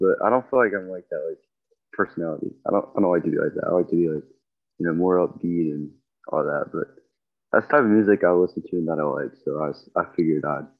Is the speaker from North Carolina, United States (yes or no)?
yes; North Carolina, United States; I'm from North Carolina.